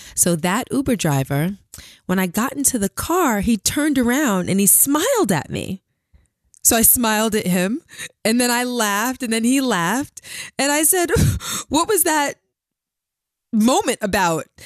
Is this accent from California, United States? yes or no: no; New York City, New York, United States; also born or lived in Queens / Long Island; I'm originally from Brooklyn.